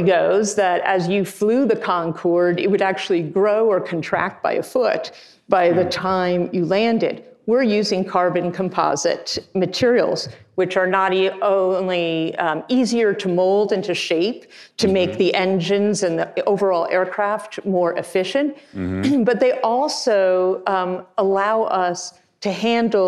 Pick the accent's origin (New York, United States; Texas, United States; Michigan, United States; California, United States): New York, United States; I grew up on the East Coast, in New York